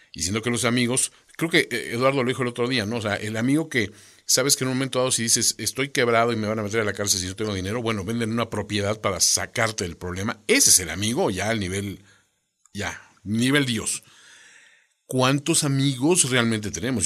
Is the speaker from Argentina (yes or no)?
no; Mexico; como mexicanos